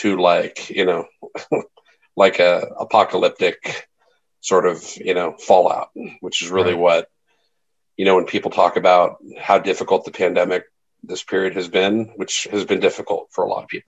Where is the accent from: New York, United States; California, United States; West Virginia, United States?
California, United States; Bay Area; I grew up in the Bay Area. So I grew up out here